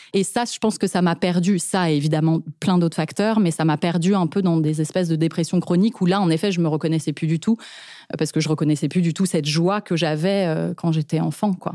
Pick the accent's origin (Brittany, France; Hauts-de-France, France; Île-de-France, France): Île-de-France, France; Paris; j'ai grandi dans un environnement d'artistes qui gagne sa vie en tant qu'artiste, quoi. Donc, on a grandi à Montmartre